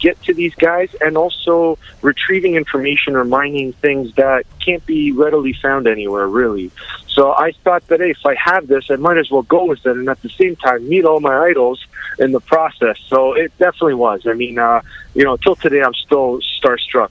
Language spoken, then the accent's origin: English; London, Ontario, Canada; London, Ontario, my hometown